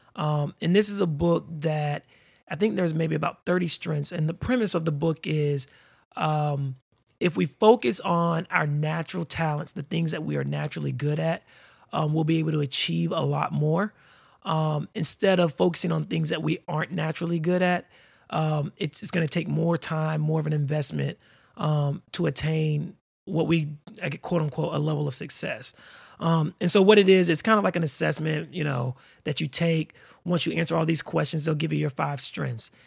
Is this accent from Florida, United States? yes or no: yes; Florida, United States; also born or lived in North Carolina / Atlanta, Georgia / Orlando, Florida; I'm a native Floridian, born and raised in Florida